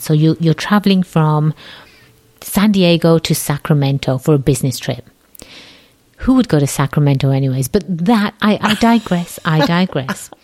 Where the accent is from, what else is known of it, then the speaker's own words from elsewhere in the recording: England, United Kingdom; accent: English; my English accent really isn't a real English accent